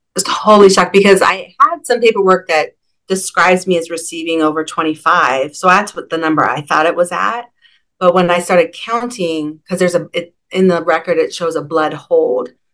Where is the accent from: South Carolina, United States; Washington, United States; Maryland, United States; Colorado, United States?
Washington, United States; Seattle; I'm from Seattle. I grew up in Madrona, actually.